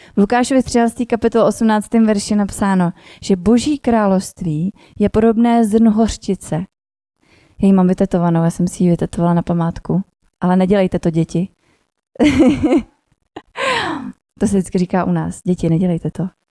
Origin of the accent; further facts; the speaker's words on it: Milovice, Central Bohemian Region, Czechia; also born or lived in Prague; do rodného města Domilovic